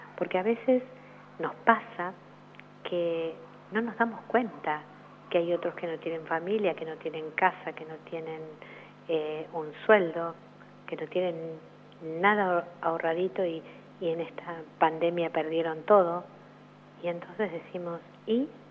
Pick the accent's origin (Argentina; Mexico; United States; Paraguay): Argentina; soy argentina